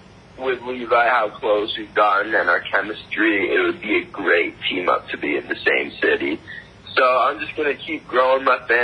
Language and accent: English; Burlington, Vermont, United States; born there; also born or lived in Montreal / Tennessee; I wasn't born here. I was born in the States. I was born in Burlington, Vermont.